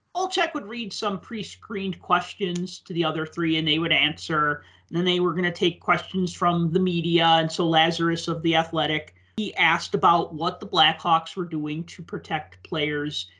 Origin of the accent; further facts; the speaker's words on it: Chicago, Illinois, United States; I grew up in the Chicago blackout